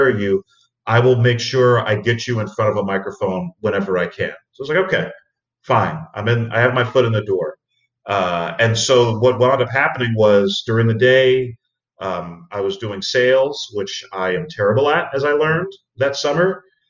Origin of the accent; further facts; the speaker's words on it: New York City, New York, United States; I grew up in the Bronx